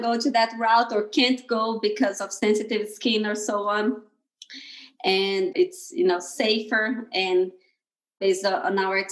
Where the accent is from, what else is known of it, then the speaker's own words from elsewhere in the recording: Brazil; moved away as an adult; now in Bay Area, United States; I'm originally from Brazil. I come from a very small town in Brazil, in the countryside of Brazil.